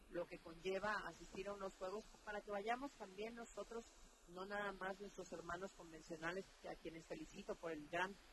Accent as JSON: {"language": "Spanish", "region": "Veracruz", "country": "Mexico", "said": "somos veracruzanos."}